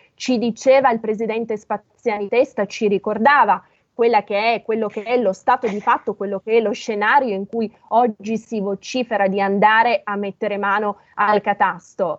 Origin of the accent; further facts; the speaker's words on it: Piedmont, Italy; io sono piemontese, dalle mie parti si dice